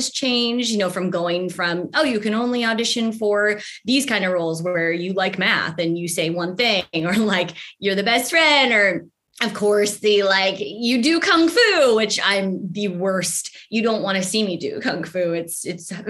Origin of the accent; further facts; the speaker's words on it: United States; being Asian American in this country